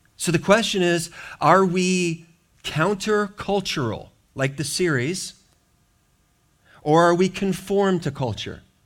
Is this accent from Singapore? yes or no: no; Racine, Milwaukee area, Wisconsin, United States; moved away; where I grew up in the Wisconsin, Racine, Milwaukee area